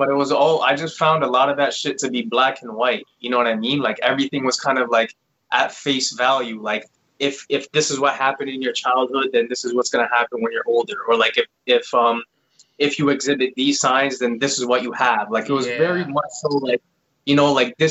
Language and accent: English; Toronto, Ontario, Canada; now in Vaughan, Canada; I live in Vaughan now. Originally, I was actually from Toronto.